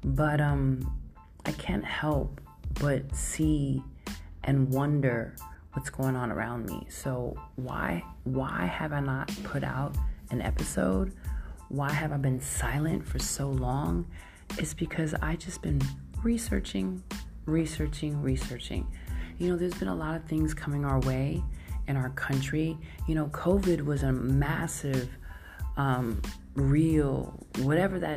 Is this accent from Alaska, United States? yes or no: no; New York, United States; I grew up in New York